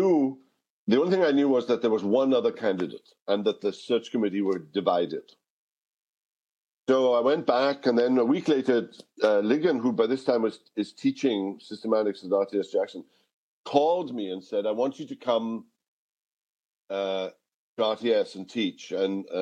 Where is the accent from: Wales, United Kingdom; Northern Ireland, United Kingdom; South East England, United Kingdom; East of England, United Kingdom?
Wales, United Kingdom; moved away; I haven't lived in Wales for 50 years, and I haven't spoken Welsh on a daily basis in 50 years.